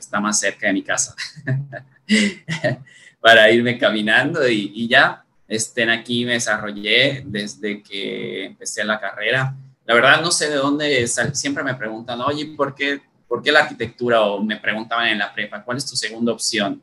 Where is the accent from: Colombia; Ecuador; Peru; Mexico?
Mexico; Valladolid, Yucatán; also born or lived in Isla Mujeres, Quintana Roo / Spain; nos movimos desde que yo era bebé a, a Valladolid, ¿no? Y pues nada, prácticamente toda mi vida he crecido aquí